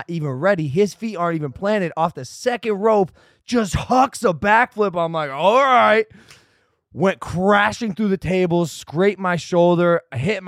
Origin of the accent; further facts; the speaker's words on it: United States; I'm from the States